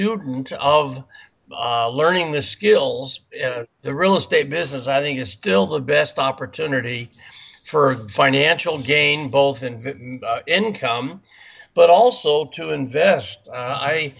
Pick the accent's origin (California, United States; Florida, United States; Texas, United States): California, United States; Burbank; also born or lived in Simi Valley, California; I was born in Burbank, California, which is right outside of Los Angeles. And then I moved out to a little town called Simi Valley